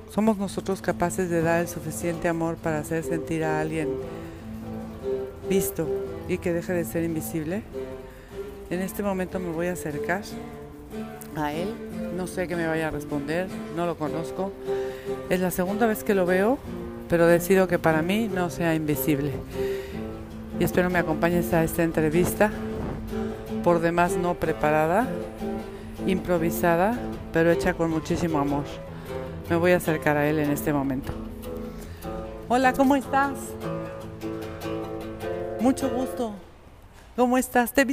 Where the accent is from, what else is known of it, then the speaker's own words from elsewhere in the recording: A Coruña, Galicia, Spain; moved away as an adult; now in Madrid, Spain; soy gallego, de la Colonia.